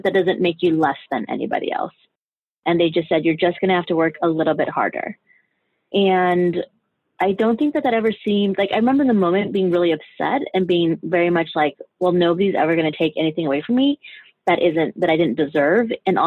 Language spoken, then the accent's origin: English; Denver, Colorado, United States; also born or lived in Juarez, Chihuahua, Mexico; now in New York, United States; I'm originally from Juarez, Chihuahua, Mexico. I grew up in parts of Juarez. I grew up in Denver